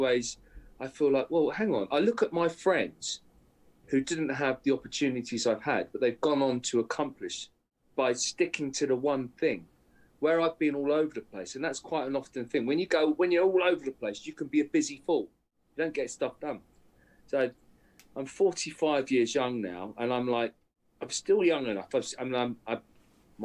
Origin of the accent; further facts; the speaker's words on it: Aldershot, South East England, United Kingdom; I'm in my mum's house, the house that I grew up in Aldershot, good old Aldershot